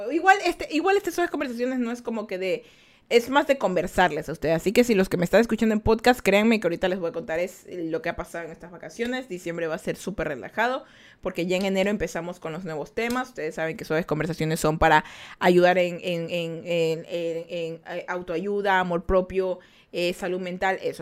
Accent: Ecuador; yo menciono mucho que soy de Ecuador. Vivimos en Ecuador

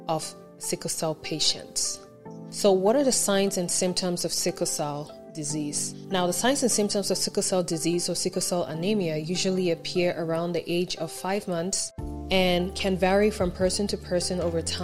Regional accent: Cameroon; I am from Cameroon

